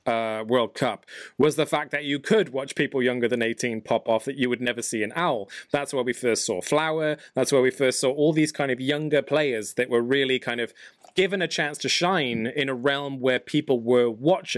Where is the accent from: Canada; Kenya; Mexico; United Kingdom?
United Kingdom; England; I'm from England.